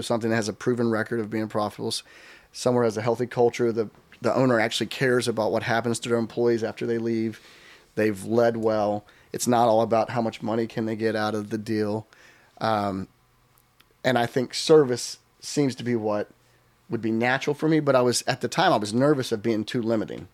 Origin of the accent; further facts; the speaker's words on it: Texas, United States; moved away as an adult; also born or lived in New York; we moved from Texas, which was all we ever knew